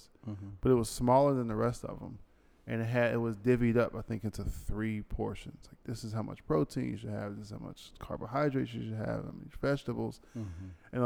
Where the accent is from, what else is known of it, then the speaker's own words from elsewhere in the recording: United States; Me being American